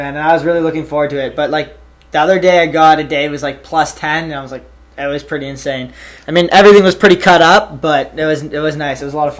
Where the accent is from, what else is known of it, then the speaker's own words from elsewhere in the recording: Ontario, Canada; now in Calgary, Canada; No, I'm in Calgary right now, and I'm from Ontario.